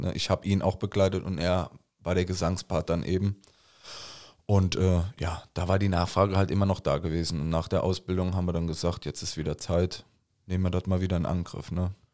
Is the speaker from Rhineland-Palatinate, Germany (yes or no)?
yes; Koblenz, Rhineland-Palatinate, Germany; accent: Koblenzer Platt; Unsere ganze Familie ist hier aufgewachsen